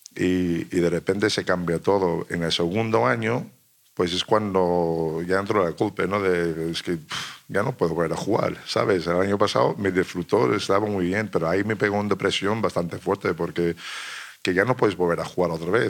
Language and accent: Spanish; United States; moved away as an adult; also born or lived in Italy / Spain; estás aquí, estás en otro país, eres americano